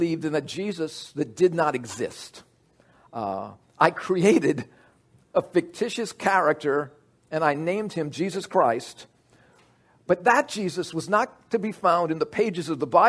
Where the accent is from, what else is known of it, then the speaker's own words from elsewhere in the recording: United States; I'm an American